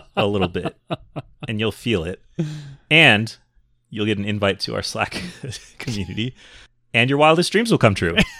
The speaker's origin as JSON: {"language": "English", "region": "Minnesota", "country": "United States", "tie": "born or raised there", "also_born_or_lived": "Chicago, Illinois", "said": "When I was a child, I moved from Chicago to Minnesota"}